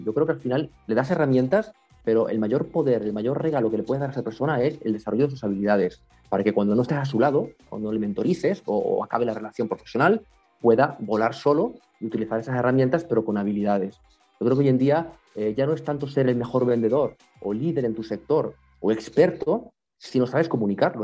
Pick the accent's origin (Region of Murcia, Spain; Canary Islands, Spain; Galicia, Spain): Canary Islands, Spain; soy de Canarias